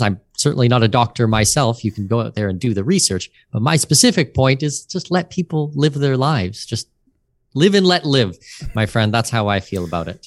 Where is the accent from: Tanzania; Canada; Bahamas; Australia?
Canada; outside of Toronto, Ontario; moved away as an adult; now in Panama City, Panama; I grew up outside of Toronto